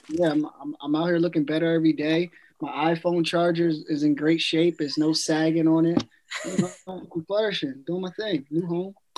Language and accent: English; New Jersey, United States; I'm from Jersey, and we always be talking about food